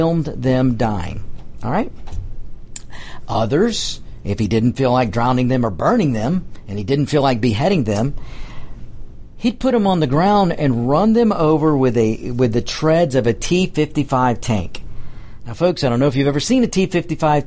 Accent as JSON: {"language": "English", "country": "United States", "said": "We are Americans"}